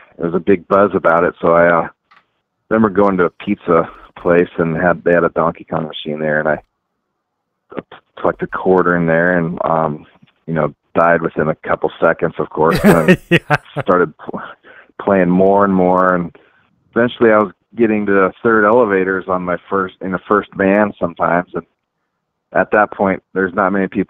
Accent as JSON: {"language": "English", "town": "Bellevue", "region": "Washington", "country": "United States", "tie": "born or raised there", "said": "I grew up in Bellevue, Washington, suburb of Seattle"}